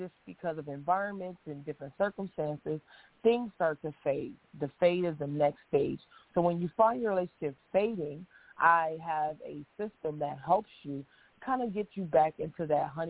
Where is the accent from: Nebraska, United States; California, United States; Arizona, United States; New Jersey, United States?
Nebraska, United States; moved away as an adult; now in Los Angeles, United States; I'm from Nebraska. I moved here to L.A. for the same reason most people do, is show business